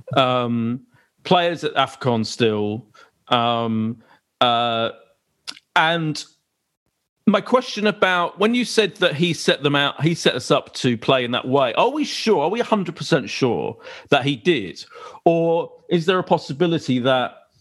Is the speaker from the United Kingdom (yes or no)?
yes; Essex, East of England, United Kingdom; I am from Essex